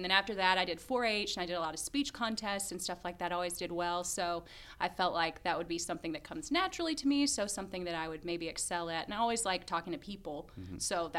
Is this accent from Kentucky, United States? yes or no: yes; Lexington, Kentucky, United States; Well, I mean, I was born in Lexington at a hospital.